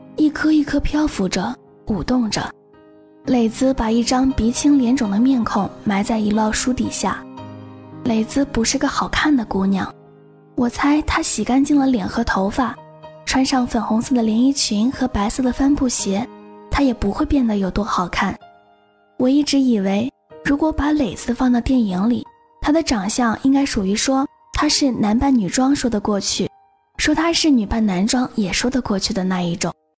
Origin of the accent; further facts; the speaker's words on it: Changsha, Hunan, China; 我是长沙的嘛